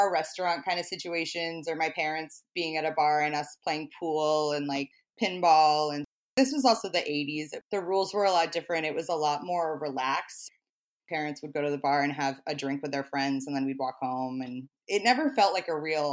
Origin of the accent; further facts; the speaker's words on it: Rhode Island, United States; as a kid, I'm from Rhode Island and be around a lot of bars